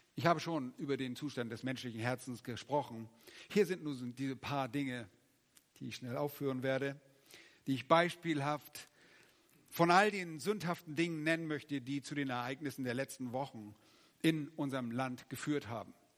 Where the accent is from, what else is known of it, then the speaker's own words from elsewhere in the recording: Germany; als Deutsche